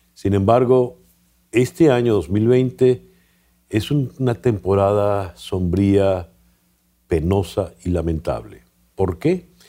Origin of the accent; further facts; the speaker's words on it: Venezuela; como venezolano